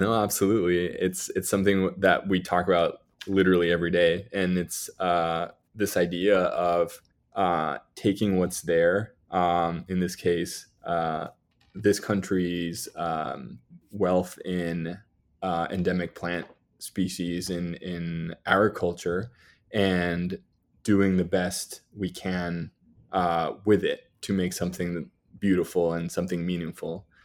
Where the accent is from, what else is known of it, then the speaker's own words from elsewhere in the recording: Mexico City, Mexico; moved away as an adult; also born or lived in New York City; I grew up in Mexico, in Mexico City